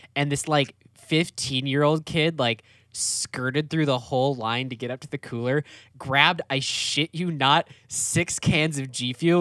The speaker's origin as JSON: {"language": "English", "region": "Wisconsin", "country": "United States", "tie": "born or raised there", "said": "when I was a kid, like growing up in Wisconsin."}